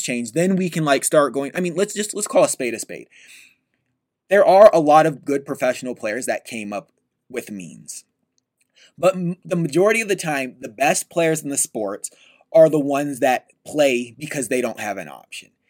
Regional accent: United States; we're American

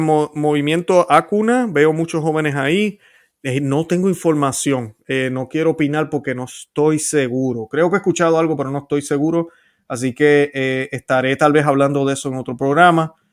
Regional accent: Puerto Rico; Yo soy puertorriqueño

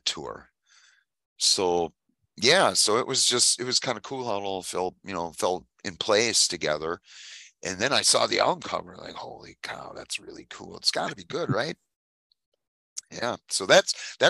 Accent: Manitowoc, Wisconsin, United States; city called Manitowoc, Wisconsin, that's where I'm from

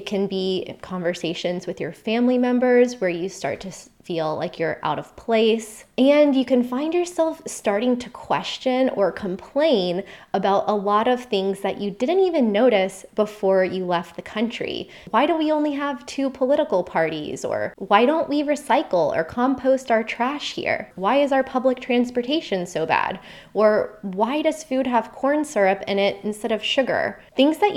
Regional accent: United States; moved away as an adult; also born or lived in Costa Rica / Australia; my home country is the US

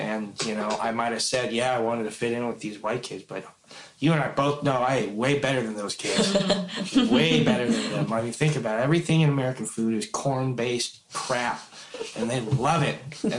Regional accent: Philippines; I don't think that I'm any better because I'm Filipino, but I consider it one of my strengths.

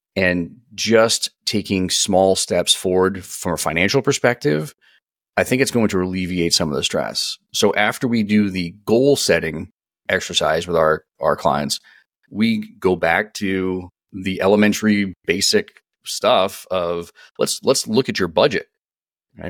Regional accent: East Coast, United States; moved away as an adult; now in San Diego, United States; I'm born and raised on the East Coast. I'm a, I'm an East Coast guy, born and raised

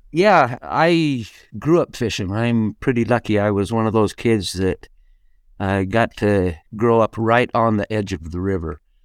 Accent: Shelley, Idaho, United States; I grew up just outside of Shelley, Idaho, which is just outside of Idaho Falls

